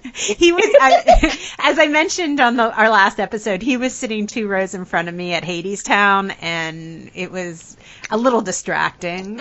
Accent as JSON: {"language": "English", "country": "United States", "accent": "American", "said": "my American accent"}